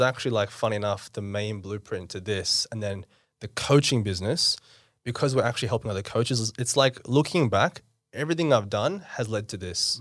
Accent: Campbelltown, New South Wales, Australia; born or raised there; also born or lived in India / South Auckland, New Zealand

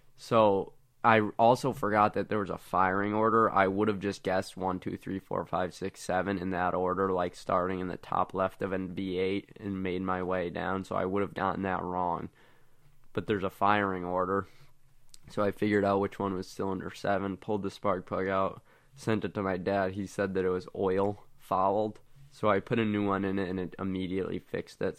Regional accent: West Springfield, Massachusetts, United States; I'm from West Springfield, Massachusetts.

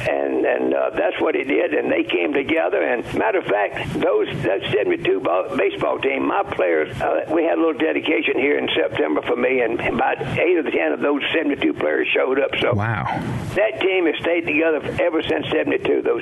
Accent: Grenada, Mississippi, United States; I would come back to my hometown of Grenada, Mississippi

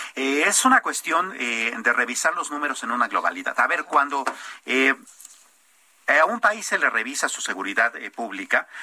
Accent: Mexico; como mexicanos

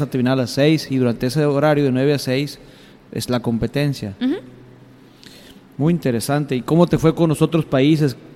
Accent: Mexico; ¿Cómo nos ven como mexicanos en el mundo culinario?

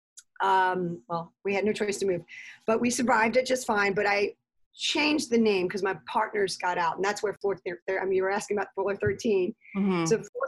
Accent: Jefferson Parish, Louisiana, United States; I grew up in Jefferson Parish

